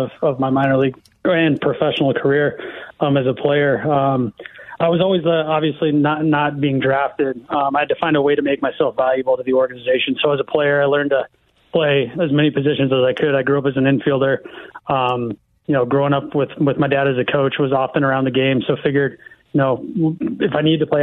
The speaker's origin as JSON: {"language": "English", "region": "Iowa", "country": "United States", "tie": "born or raised there", "said": "Grew up in Iowa, kind of grew up in a teaching, coaching family."}